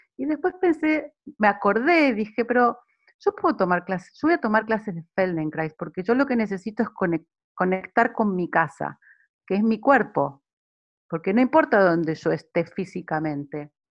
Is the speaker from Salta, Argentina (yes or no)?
no; Buenos Aires, Argentina; also born or lived in Milan, Italy; now in Sydney, Australia; Soy de Buenos Aires, Argentina, he nacido en Buenos Aires y también he vivido muchos años en Italia, en Milán